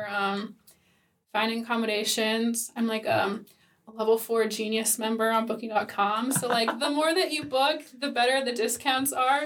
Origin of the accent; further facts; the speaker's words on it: United States; moved away as an adult; now in Sweden; as an American